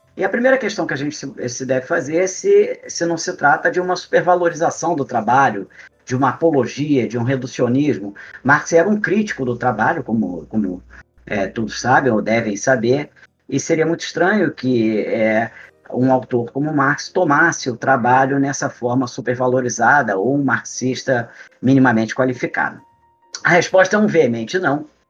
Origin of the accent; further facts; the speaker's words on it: Brazil; nós brasileiros